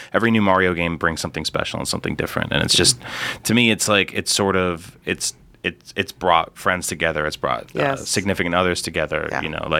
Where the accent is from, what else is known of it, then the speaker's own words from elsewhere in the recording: New York, United States; I'm Italian. Yeah. I'm from New York